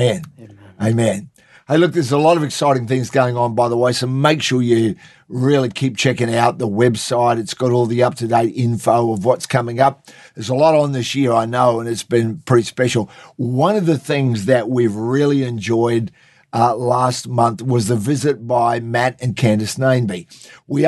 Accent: Queensland, Australia; I'm from Queensland

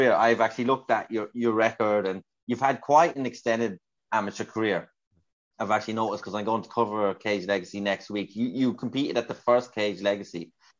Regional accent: Kildare, Leinster, Ireland; I'm from Ireland, you're from Ireland, I'm from Kildare

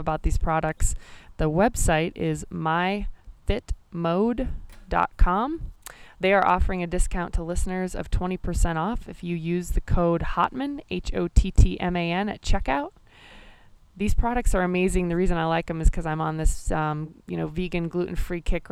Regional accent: Nebraska, United States; moved away; reconnect with a bunch of folks from my home state

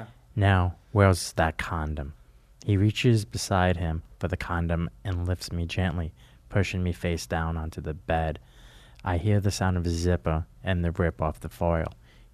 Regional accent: New Jersey, United States; from Jersey with a Z.

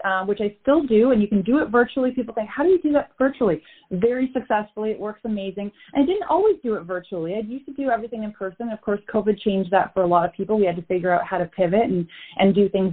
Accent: Canada; We're both from Canada, different parts of Canada

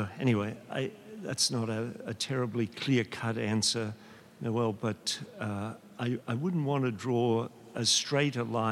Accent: Australia; moved away; I'm an Australian

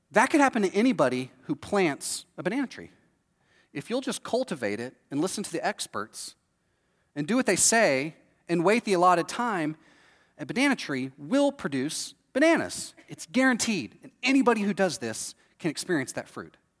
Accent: Texas, United States; moved away as an adult; now in Florida, United States; I'm from Texas, this is how I grew up.

